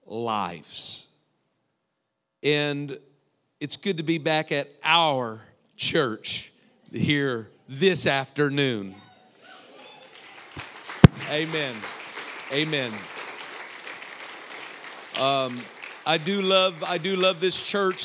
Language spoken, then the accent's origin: English; Iowa, United States; I'm from Iowa